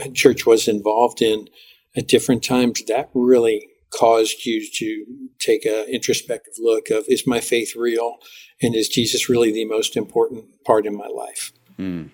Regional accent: Cincinnati, Ohio, United States; I grew up in Cincinnati, Ohio.

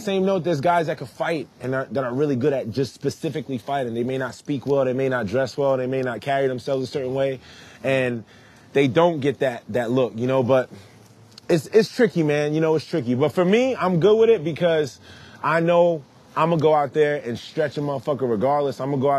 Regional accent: Brooklyn, New York, United States; Brooklyn. I'm from Brooklyn. You know what I mean?

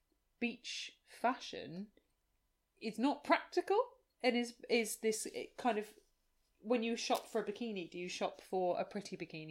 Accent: Scotland, United Kingdom; I'm Scottish

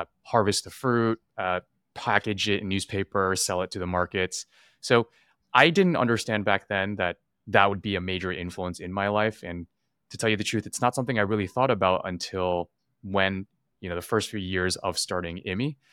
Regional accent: California, United States; growing up in California

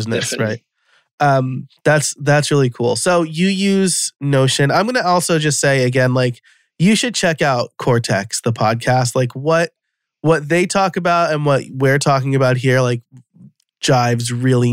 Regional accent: New York, United States; I'm from New York. I'm an Italian

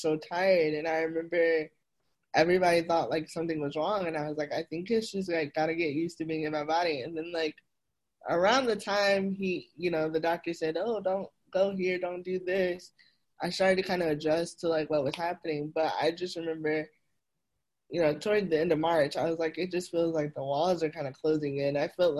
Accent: the South, United States; growing up in the South, it's very conservative

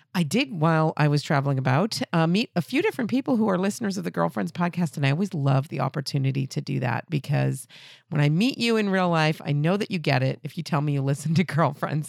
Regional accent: New England, United States; being from New England

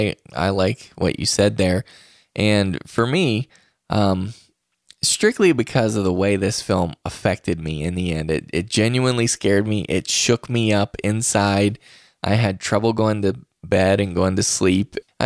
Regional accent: West Virginia, United States; I'm from West Virginia.

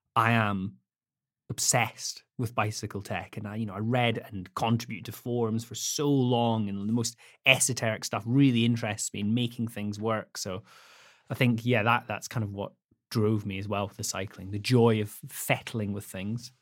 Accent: the Highlands, Scotland, United Kingdom; also born or lived in Edinburgh; I grew up first in Edinburgh, but then in Hi-, the Highlands, Scotland for the most part

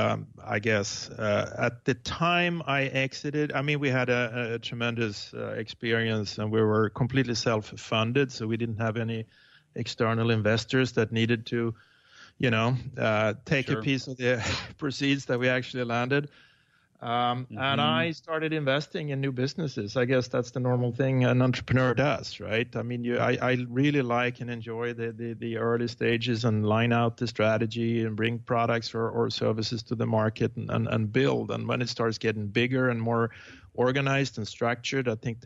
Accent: Sweden; moved away as an adult; now in Tiburon, United States; I was born in Sweden.

